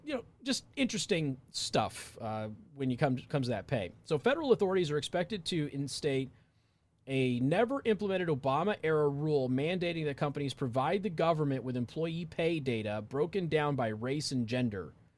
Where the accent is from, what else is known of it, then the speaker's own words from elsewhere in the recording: Southwest, United States; moved away; I'm from the Southwest